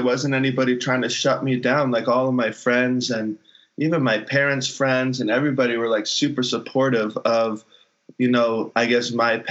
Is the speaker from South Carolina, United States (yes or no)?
yes; Hilton Head, South Carolina, United States; moved away; on Hilton Head specifically, like growing up in that community